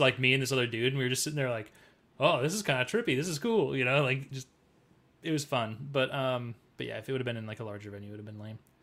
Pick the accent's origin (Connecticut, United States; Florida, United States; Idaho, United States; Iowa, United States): Iowa, United States; Cedar Falls; moved away; It was Sturgis Falls for me, 'cause I'm from